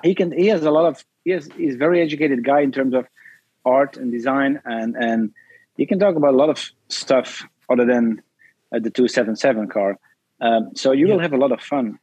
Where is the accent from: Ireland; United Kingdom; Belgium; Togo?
Belgium; I'm from Belgium